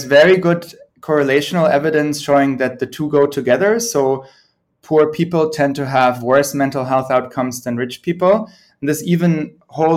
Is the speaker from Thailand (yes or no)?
no; Germany; also born or lived in United Kingdom / United States; now in Sweden; I'm originally from Germany, have spent most of my career in the UK and the US, and I'm now based in Sweden.